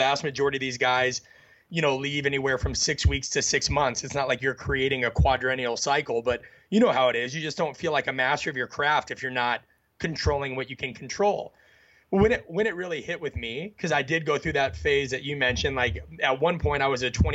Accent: Midwest, United States; I was raised in the Midwest.

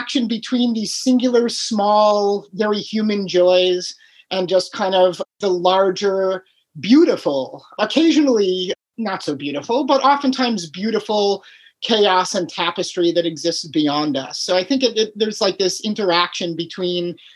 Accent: Chicago, Illinois, United States; also born or lived in Key West / Alaska; now in Michigan, United States; I grew up in Chicago, but I lived in Key West

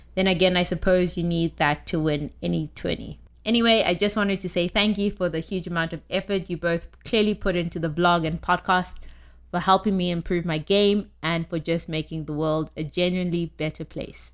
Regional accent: South Africa; now in United States; when I lived in South Africa

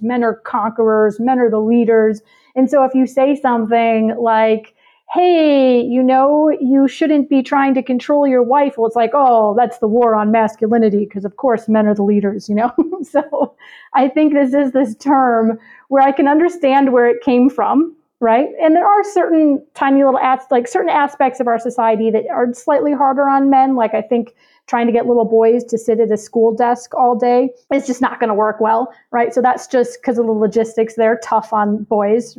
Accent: Chicago, Illinois, United States; I'm from Chicago

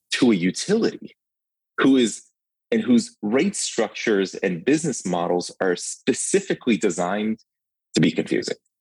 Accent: Ukraine; accent: thick accent; now in United States; I'm from the Ukraine. We moved to the country when in 91, 1991.

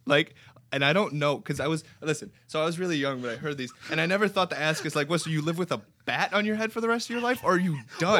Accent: Romania; now in United States; growing up in Romania was interesting.

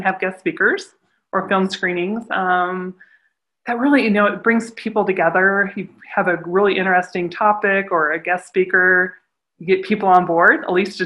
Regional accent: Cheyenne, Wyoming, United States; also born or lived in California; I was born in California, but I was raised all my life in Wyoming

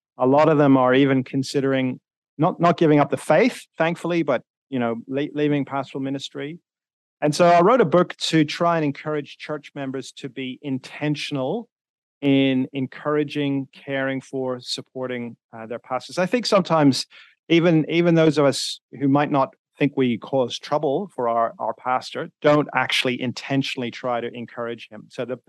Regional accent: Northern Ireland, United Kingdom; accent: Northern Irish; now in Sydney, Australia; I'm originally from Northern Ireland, although I've lived in a few different places, so my accent is not kind of pure Northern Irish. It's got a bit of everything, really.

